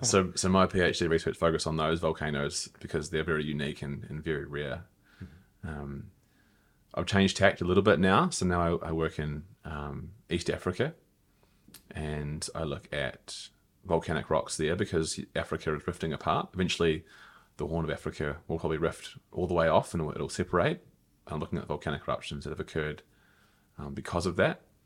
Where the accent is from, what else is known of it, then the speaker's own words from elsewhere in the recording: New Zealand; moved away as an adult; also born or lived in Melbourne, Australia; my home country.